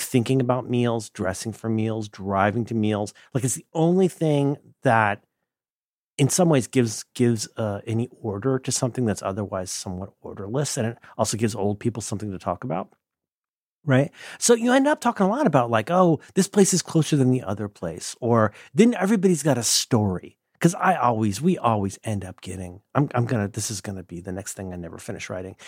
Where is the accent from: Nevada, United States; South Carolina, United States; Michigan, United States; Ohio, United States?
Ohio, United States; Hamilton County; born or raised there; moved away